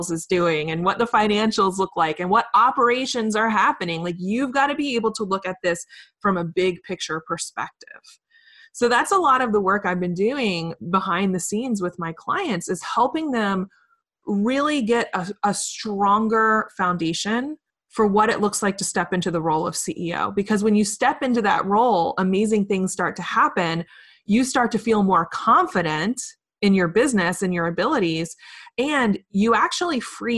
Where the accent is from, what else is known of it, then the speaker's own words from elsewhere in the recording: Richmond, Virginia, United States; There's a lot of amazing companies here in my hometown, Richmond, Virginia